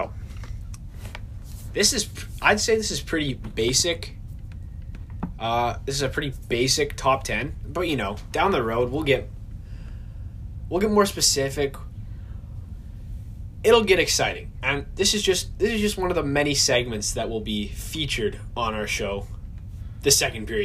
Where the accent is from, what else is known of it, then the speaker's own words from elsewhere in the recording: Winnipeg, Manitoba, Canada; we're from Winnipeg, Manitoba.